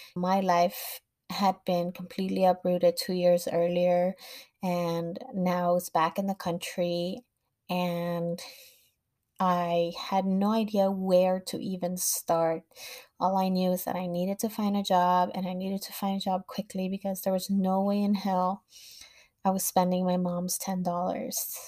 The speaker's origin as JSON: {"language": "English", "town": "Los Angeles", "region": "California", "country": "United States", "tie": "born or raised there", "said": "I grew up in Los Angeles"}